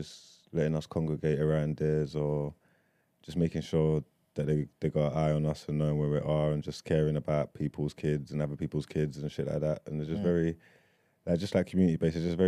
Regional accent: London, United Kingdom; growing up in East London

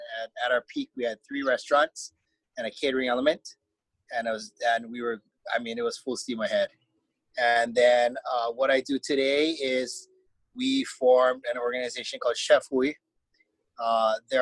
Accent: Honolulu, Hawaii, United States; growing up in Honolulu, I had a hard time growing up in Honolulu

